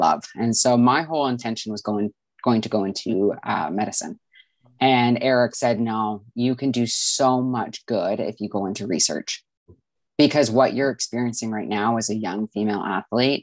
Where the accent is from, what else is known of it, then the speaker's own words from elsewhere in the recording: Vancouver, British Columbia, Canada; I'm from Vancouver, British Columbia, Canada